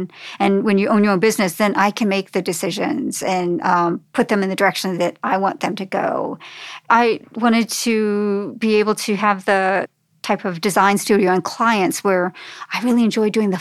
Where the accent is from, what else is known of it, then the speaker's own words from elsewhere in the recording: New Jersey, United States; moved away as an adult; now in Frederick, United States; I was from New Jersey and ended up getting a job at Gesture Type, which was the first desktop publishing company here in Frederick